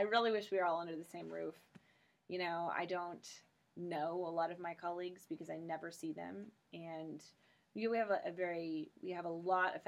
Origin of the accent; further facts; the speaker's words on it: St. Charles, Missouri, United States; also born or lived in Kirksville, Missouri / Rochester, New York / Amman, Jordan; now in Columbia, United States; I grew up in St. Charles